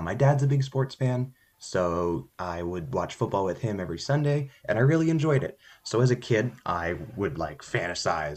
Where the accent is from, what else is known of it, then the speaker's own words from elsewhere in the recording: Ontario, Canada; I hail from the Great White North. I come from a city in Canada about an hour and a half outside of Toronto